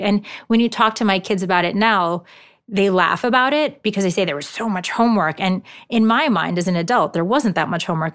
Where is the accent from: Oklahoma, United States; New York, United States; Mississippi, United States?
New York, United States; New York City; first language Japanese; English is a second language; moved away as an adult; also born or lived in Hong Kong / Shanghai / Tokyo / Palo Alto; I'm originally from New York City